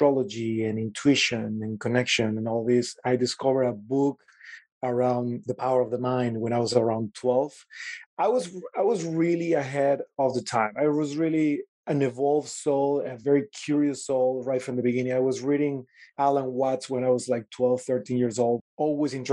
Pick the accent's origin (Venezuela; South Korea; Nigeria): Venezuela; born in Venezuela, right on the Caribbean